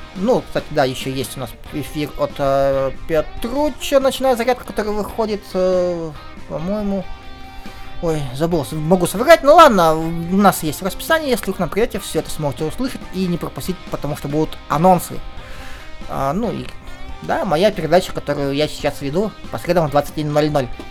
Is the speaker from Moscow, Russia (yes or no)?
no; Kirov, Kirov Oblast, Russia; Киров это мой родной город